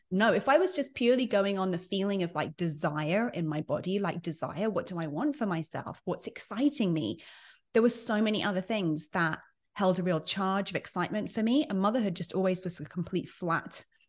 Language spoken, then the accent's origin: English; United Kingdom; moved away as an adult; now in United States; I'm British by birth. I've been based in the U S for about eleven, twelve years now.